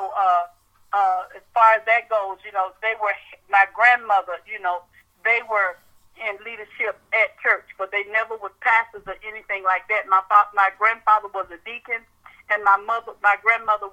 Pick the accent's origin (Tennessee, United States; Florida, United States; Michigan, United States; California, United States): Florida, United States; Miami; moved away as an adult; now in Tallahassee, United States; I'm really from South Florida, Miami, Florida.